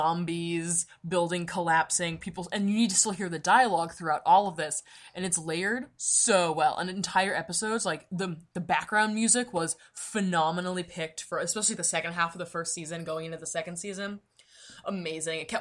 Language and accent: English; United States; I'm such American